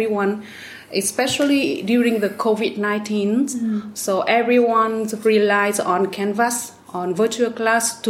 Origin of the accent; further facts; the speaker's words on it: Vietnam; now in Hung Yen, Vietnam; My hometown is Taiping. It's about 100 kilometers from here